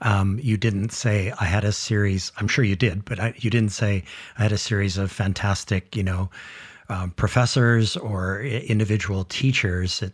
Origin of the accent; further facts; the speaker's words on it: Kaneohe, Hawaii, United States; I grew up in Kaneohe